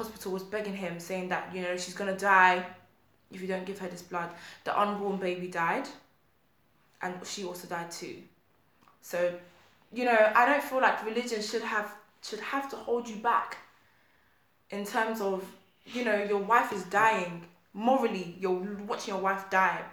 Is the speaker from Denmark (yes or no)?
no; Nigeria; I'm Nigerian